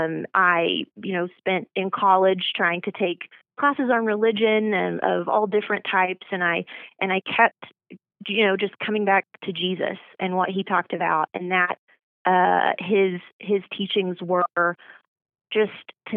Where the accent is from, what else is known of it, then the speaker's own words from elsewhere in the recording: Oklahoma, United States; also born or lived in Ardmore, Oklahoma / Durant, Oklahoma / Norman, Oklahoma; Well, I was born in Ardmore, Oklahoma, and that's in southern Oklahoma. And I kind of claim three hometowns. I eventually moved from Ardmore to Durant, Oklahoma, and then moved up